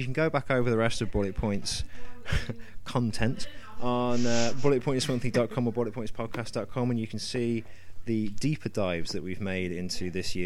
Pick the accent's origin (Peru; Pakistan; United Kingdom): United Kingdom; I can be the angry Brit.